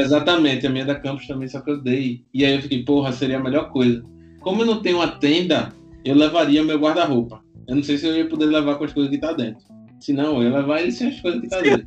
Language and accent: Portuguese; Recife, Pernambuco, Brazil; Eu sou recifense, vocês vão ver aí pelo meu sotaque